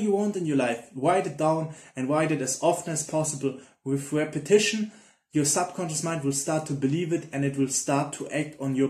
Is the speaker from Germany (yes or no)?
yes; Germany; I'm from Germany